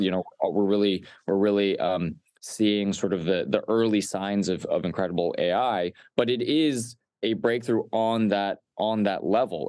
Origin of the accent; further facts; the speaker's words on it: Los Alamos, New Mexico, United States; I grew up in Los Alamos, New Mexico